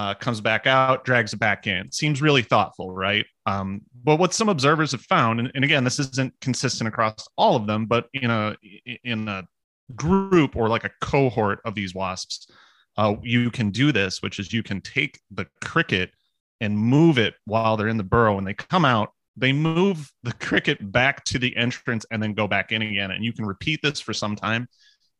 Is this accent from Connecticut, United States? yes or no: no; Iowa, United States; now in Minnesota, United States; I'm from Iowa